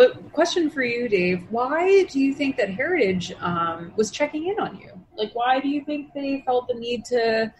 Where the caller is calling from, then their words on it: Brooklyn, New York, United States; It's true. I'm basically right near the Brooklyn Museum.